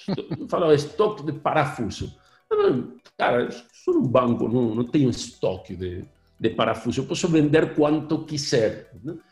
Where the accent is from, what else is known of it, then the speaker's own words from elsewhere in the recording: Argentina; Portuguese is a second language; now in Brazil; Eu, eu sou gringo mesmo. Eu sou originalmente argentino